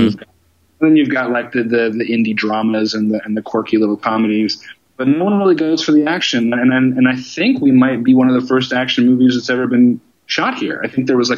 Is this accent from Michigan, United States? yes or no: no; Seattle, Washington, United States; moved away as an adult; also born or lived in Los Angeles; I grew up in the Northwest. I'm a Seattle guy.